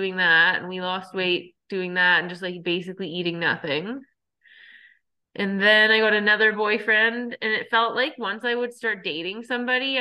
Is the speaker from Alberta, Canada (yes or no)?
yes; Cold Lake, Alberta, Canada; moved away; my hometown, like Cold Lake